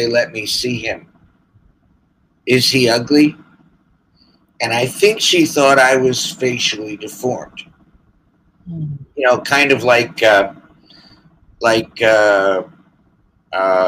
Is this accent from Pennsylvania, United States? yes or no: yes; Philadelphia, Pennsylvania, United States; also born or lived in Allentown, Pennsylvania; I was placed as a ward of the state of Pennsylvania, because I was born in Philadelphia